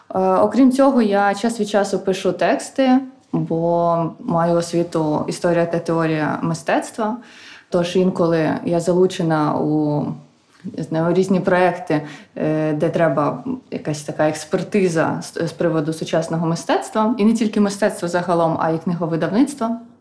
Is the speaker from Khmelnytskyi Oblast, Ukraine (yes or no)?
yes; Khmelnytskyi, Khmelnytskyi Oblast, Ukraine; moved away as an adult; now in Kyiv, Ukraine; я сама з Хмельницького